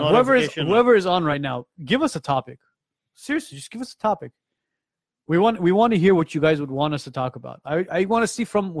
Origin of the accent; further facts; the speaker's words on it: Armenia; I'm from Armenia.